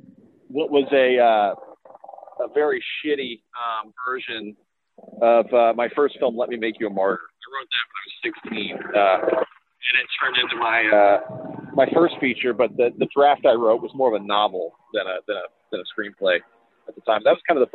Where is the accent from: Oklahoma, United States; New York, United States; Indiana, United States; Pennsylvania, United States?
Oklahoma, United States; Tulsa; I mean, I'm from Tulsa, Oklahoma, and, you know, our greatest kind of pop culture, achievement contribution is The Outsiders, or Rumblefish.